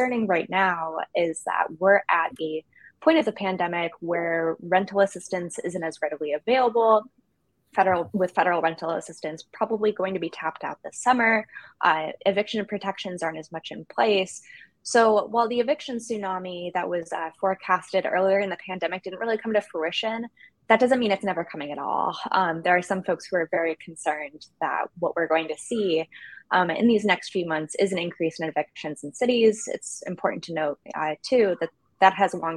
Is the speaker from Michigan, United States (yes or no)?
yes; Michigan, United States; My home state of Michigan